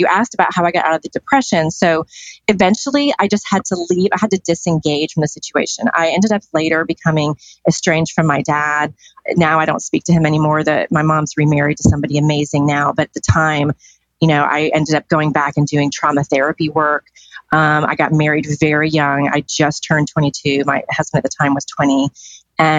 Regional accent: Decatur, Georgia, United States; I was born in Atlanta, specifically in Decatur, Georgia.

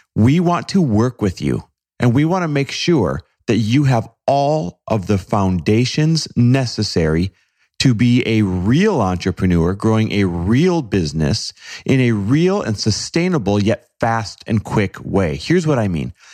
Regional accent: Green Bay, Wisconsin, United States; there weren't much for exotic cars around Green Bay, Wisconsin, where I grew up

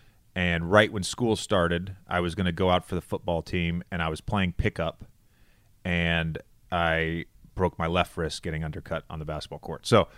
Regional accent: Roanoke, Virginia, United States; And Roanoke's in this weird place. We're 3.5 hours from Charlotte. We're 4 hours from Washington, D.C. So there wasn't a hometown team that I could root for.

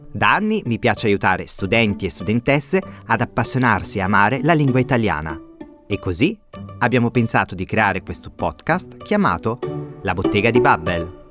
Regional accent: England, United Kingdom; Italian is a second language; now in Berlin, Germany; sono inglese, eh, ma da gennaio vivo qui a Berlino e lavoro qui a Babel.

